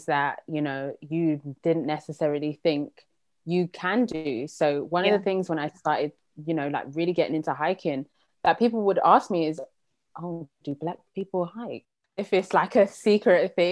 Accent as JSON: {"language": "English", "region": "London", "country": "United Kingdom", "tie": "born or raised there", "said": "I was born and raised in London"}